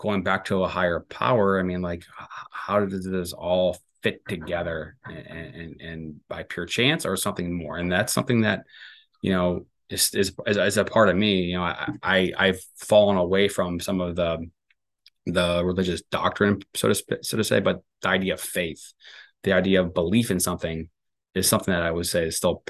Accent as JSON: {"language": "English", "town": "St. Louis", "region": "Missouri", "country": "United States", "tie": "born or raised there", "said": "I was raised Catholic in St. Louis, and you know, I went to a Catholic grade school, and you know, in Florissant, Missouri, there was a lot of Catholic grade schools"}